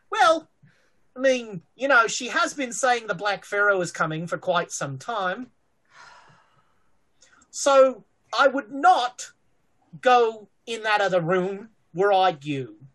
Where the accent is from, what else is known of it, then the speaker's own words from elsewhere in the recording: Australia; I'm an Australian. I come from a continent where everything on the continent is trying to kill you.